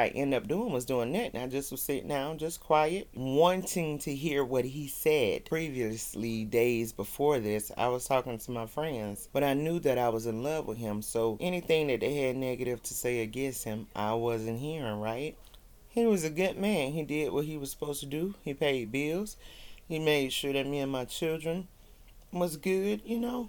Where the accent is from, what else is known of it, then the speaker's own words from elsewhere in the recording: the South, United States; I'm from the South